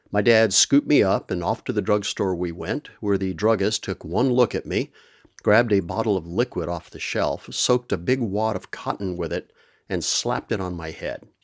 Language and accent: English; Permian Basin of West Texas, United States; also born or lived in Amarillo, Texas / Roswell, New Mexico; I am originally from the American Southwest, the Permian Basin of West Texas, to be exact. I was born in Amarillo, way up in the Panhandle, but my maternal grandparents lived in Roswell, New Mexico, so we spent a lot of time there when I was a kid